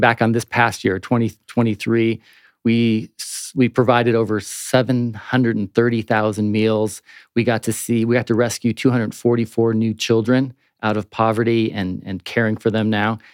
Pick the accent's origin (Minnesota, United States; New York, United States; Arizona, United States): Arizona, United States; Phoenix; now in Prescott, United States; I grew up down in Phoenix